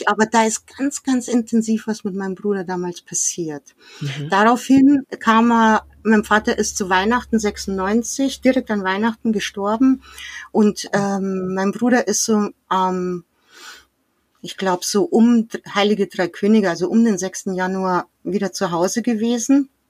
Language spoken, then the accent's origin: German; Munich, Bavaria, Germany; wir sind im, direkt in München aufgewachsen, ziemlich zentral